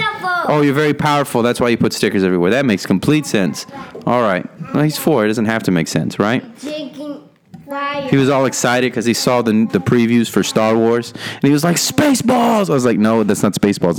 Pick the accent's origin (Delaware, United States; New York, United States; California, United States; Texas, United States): Texas, United States; Rio Grande Valley; moved away; Not my hometown, but my home, RGV Valley. That's where I was born